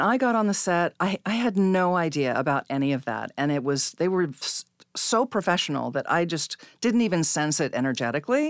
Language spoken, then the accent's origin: English; Salinas, California, United States; I was born in Salinas, California